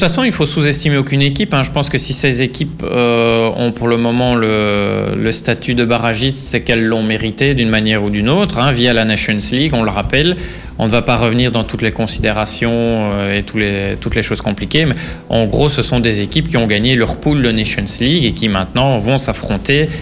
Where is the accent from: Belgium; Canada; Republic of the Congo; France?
Belgium; nous, en tant que Belges